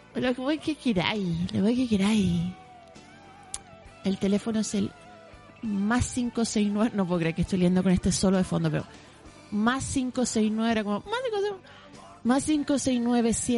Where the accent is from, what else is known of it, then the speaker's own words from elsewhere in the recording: Santiago, Santiago Metropolitan Region, Chile; caminé como buena santiaguina por los cerros